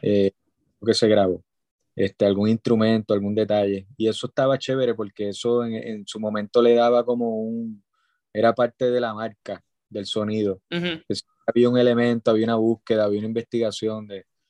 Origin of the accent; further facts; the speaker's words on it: Puerto Rico; soy un músico este, puertorriqueño